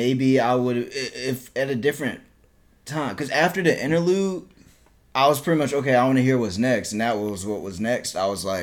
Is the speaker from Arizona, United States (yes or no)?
no; Newark, New Jersey, United States; moved away; I was born in Newark, New Jersey